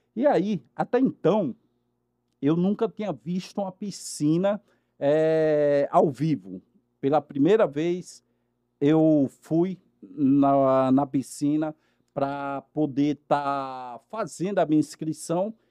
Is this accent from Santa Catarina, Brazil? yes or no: no; Natal, Rio Grande do Norte, Brazil; now in Rio de Janeiro, Brazil; Mas eu sou de Natal, no Rio Grande do Norte, né? E, meninos, nasci com uma paralisia cerebral